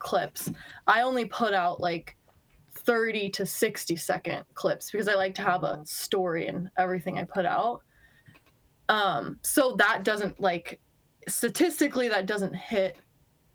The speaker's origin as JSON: {"language": "English", "country": "United States", "tie": "born or raised there", "also_born_or_lived": "Bozeman, Montana", "moved": "as an adult", "lives_now": "Seattle, United States", "said": "I grew up skiing in Tahoe, went to school in Bozeman, Montana. Shout out Bozeman. Then I moved out to Washington, out to Seattle about 2 years ago"}